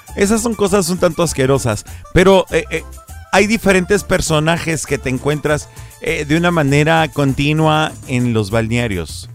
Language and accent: Spanish; Ecatepec, State of Mexico, Mexico; moved away; also born or lived in Michoacán; Yo soy criado en el Estado de México, a mucha honra lo digo, yo soy nacido en Michoacán